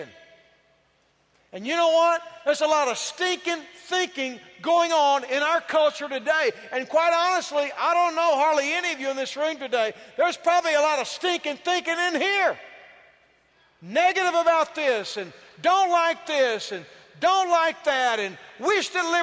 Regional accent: Yoakum, Texas, United States; I am from Yoakum, Texas

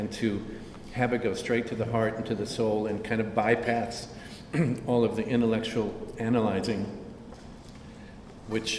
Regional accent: Kansas, United States; I was born and raised in Kansas

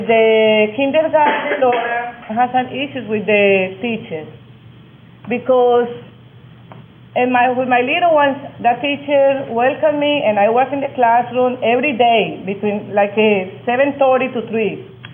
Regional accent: Colombia; moved away as an adult; now in United States; I came from Colombia in 86.

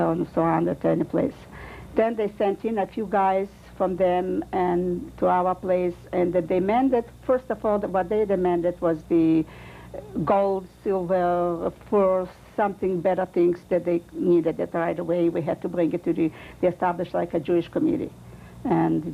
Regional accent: Kurenets, Minsk Region, Belarus; English is a second language; moved away; born in a small town in Poland, which Kurinitz

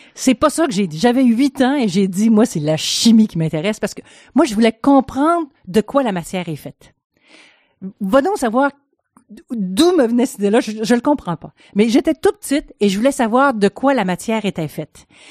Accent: Quebec, Canada; moved away as an adult; also born or lived in France / Switzerland; je suis canadienne, québécoise

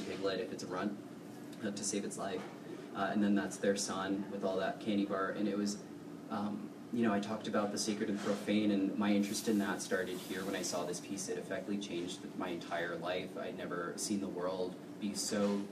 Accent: New York City, New York, United States; also born or lived in Hong Kong / New Jersey; now in Alaska, United States; I spent a lot of time growing up in New York City

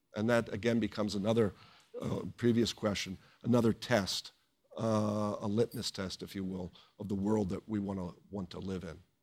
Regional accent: United States; as the American people

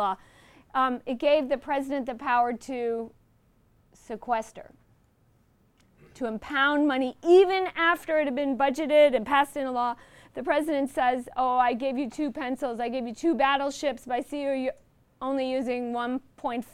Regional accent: Illinois, United States; I'm from Illinois.

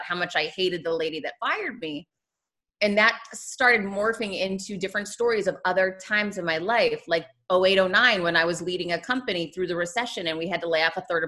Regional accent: Worcester, Massachusetts, United States; moved away as an adult; also born or lived in Michigan / Florida; now in Miami, United States; I grew up in Worcester, Massachusetts

